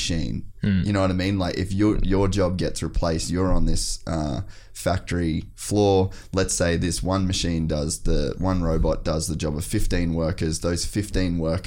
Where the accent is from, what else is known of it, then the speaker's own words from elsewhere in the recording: Australia; also born or lived in United States; as an Australian